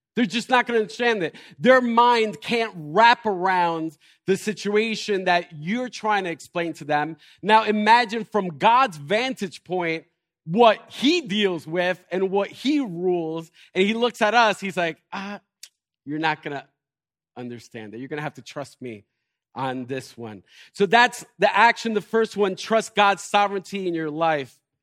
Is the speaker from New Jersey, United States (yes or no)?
yes; Elizabeth, New Jersey, United States; I am from Elizabeth